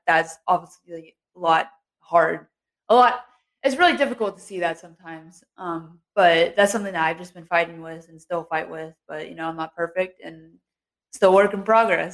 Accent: Cincinnati, Ohio, United States; moved away as an adult; now in Moorhead, United States; I grew up in a small town church back in Cincinnati.

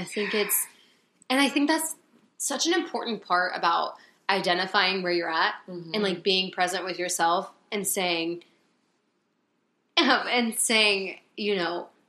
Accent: Concord, North Carolina, United States; also born or lived in Raleigh, North Carolina; I was still in Concord, where we went to high school

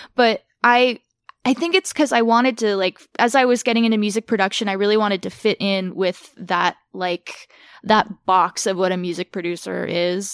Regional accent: Orange County, California, United States; moved away as an adult; also born or lived in Burbank, California; now in North Hollywood, United States; we moved to Orange County when I was like seven. So I spent most of my life in Orange County

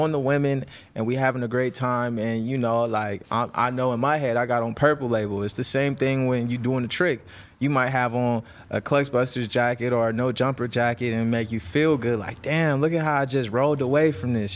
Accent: Los Angeles, California, United States; I'm from the Crenshaw district. I'm, like, born and raised in the Ab

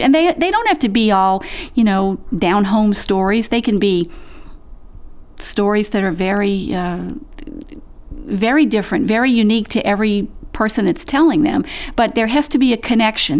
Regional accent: the South, United States; I was born and raised in the South, and I come from a long line of Southern family storytellers

